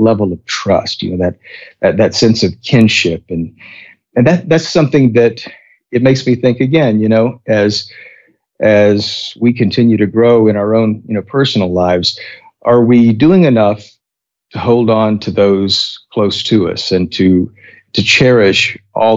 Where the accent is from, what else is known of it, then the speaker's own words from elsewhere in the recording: Texas, United States; I'm a Texan